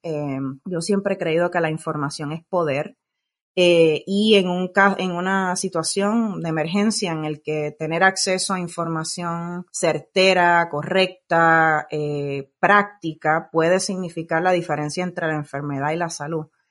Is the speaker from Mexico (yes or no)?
no; Puerto Rico; now in California, United States; soy nacida y criada en Puerto Rico